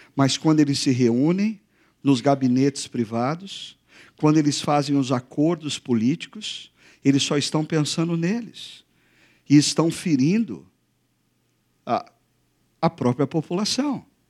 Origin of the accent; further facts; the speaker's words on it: Brazil; Nós brasileiros